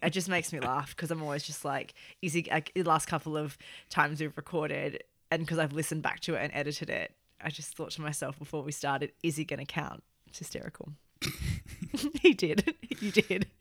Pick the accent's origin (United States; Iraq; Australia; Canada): Australia; now in United Kingdom; I feel like I'm extremely Australian and it's very obvious that I'm Australian in day-to-day life in this country